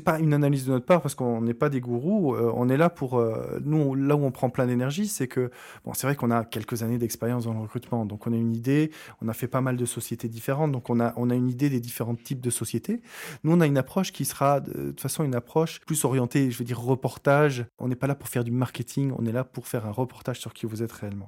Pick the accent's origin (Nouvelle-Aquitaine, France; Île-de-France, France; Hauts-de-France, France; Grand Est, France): Nouvelle-Aquitaine, France; Bordeaux; moved away; also born or lived in Arcachon; je suis français, j'ai grandi euh, à Bordeaux, entre Bordeaux et Arcachon